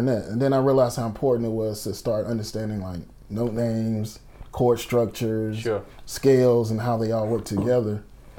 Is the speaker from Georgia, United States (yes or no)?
yes; Atlanta, Georgia, United States; Born and raised in Atlanta.